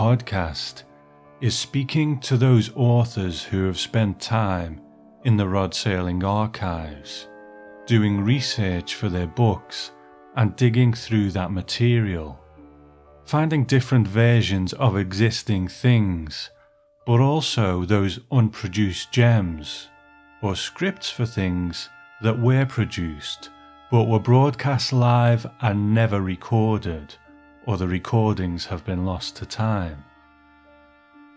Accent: Liverpool, North West England, United Kingdom; I'm from Liverpool in England

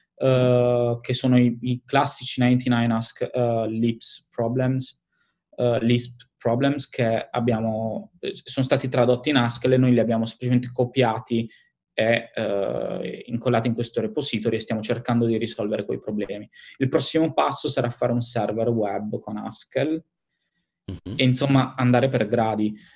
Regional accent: Italy; moved away as an adult; now in London, United Kingdom

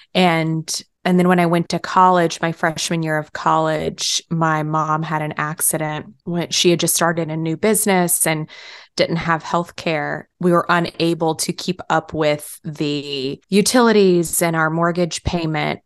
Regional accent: Texas, United States; moved away as an adult; also born or lived in New York; I moved from Texas to New York for college

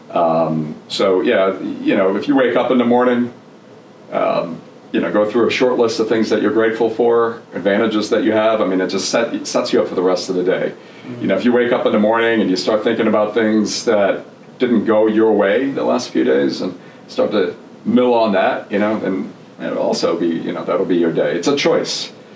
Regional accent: New Jersey, United States; English is a second language; moved away as an adult; also born or lived in Germany / Florida / Tennessee; now in Atlanta, United States; grew up in New Jersey, originally from Germany

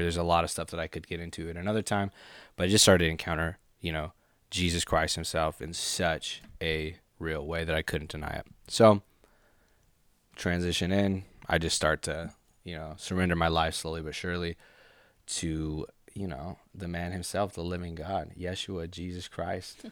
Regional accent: Boise, Idaho, United States; also born or lived in Honolulu, Hawaii; I'm from Boise, Idaho. Yes. Um, born in Honolulu, Hawaii moved here when basically I was a baby. I was like two years old, and then grew up here

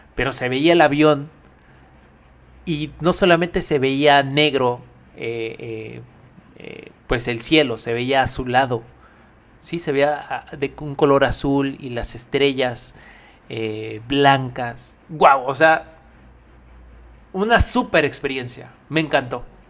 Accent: Mexico; es un orgullo decir que somos mexicanos

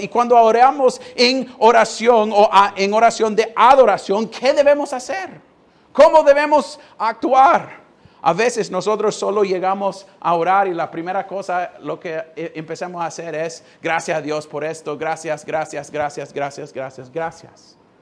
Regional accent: United States; Spanish is a second language; now in Honduras; Yo siendo gringo

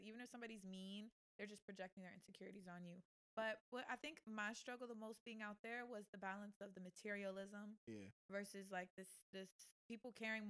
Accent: Tampa, Florida, United States; moved away as an adult; also born or lived in Atlanta / Los Angeles; We come from Tampa.

